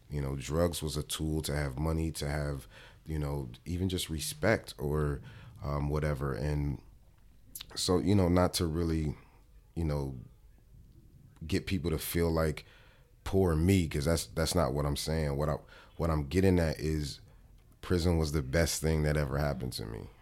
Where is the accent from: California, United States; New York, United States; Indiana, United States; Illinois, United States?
California, United States; Los Angeles; I'm from Watts, California, 109th and Avalon, and it is the hood